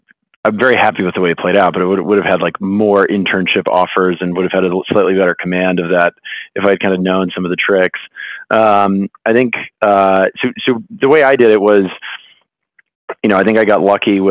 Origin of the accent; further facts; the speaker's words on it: Greenwich, Connecticut, United States; I grew up in Greenwich, Connecticut, which is a, you know, reasonably finance heavy town.